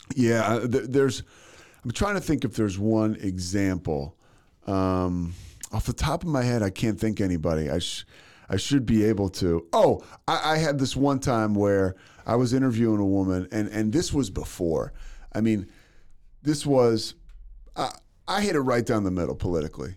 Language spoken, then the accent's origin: English; Philadelphia, Pennsylvania, United States; also born or lived in Monroe, Louisiana; now in Waco, United States; I'm from Philadelphia